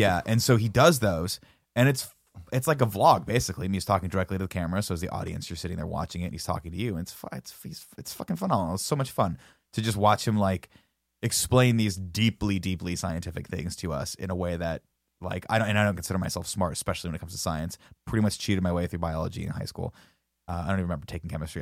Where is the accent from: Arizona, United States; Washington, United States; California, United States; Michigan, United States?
California, United States; Riverside; when I was growing up in Riverside